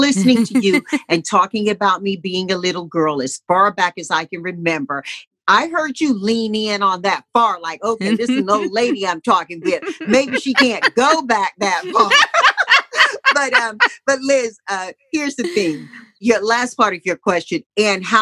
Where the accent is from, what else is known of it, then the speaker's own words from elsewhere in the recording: Tarboro, North Carolina, United States; growing up in my hometown of Tarboro